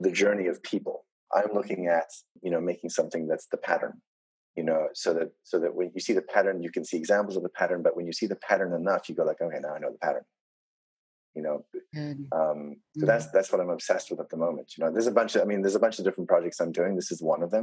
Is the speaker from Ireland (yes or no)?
no; South Africa; I come from South Africa.